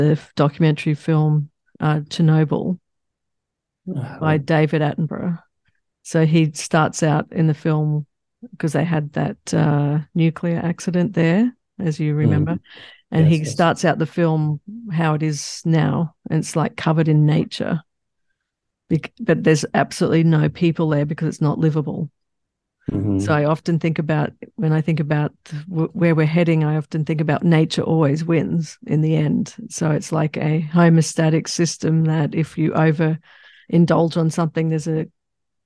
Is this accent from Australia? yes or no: yes; Australia; moved away; also born or lived in Bay Area, United States; I'm from Australia as well